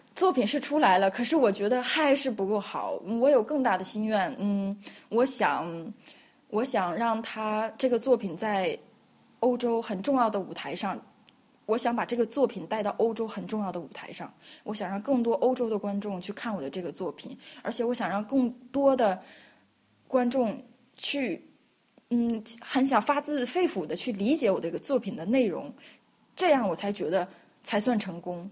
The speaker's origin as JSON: {"language": "Chinese", "country": "China", "moved": "as an adult", "lives_now": "Vienna, Austria", "said": "我是中国人，我想我在中国学习到中国的文化，然后我现在在国外留学，在国外工作"}